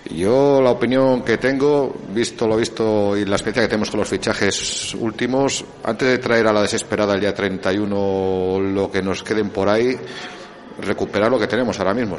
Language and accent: Spanish; Valladolid, Castile and León, Spain; now in Viana de Cega, Spain; yo vivo en Viana, aunque soy de, que nací en Valladolid